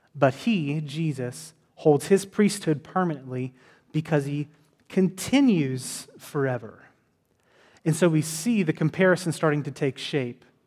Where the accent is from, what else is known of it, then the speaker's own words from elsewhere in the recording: Texas, United States; I'm from Texas.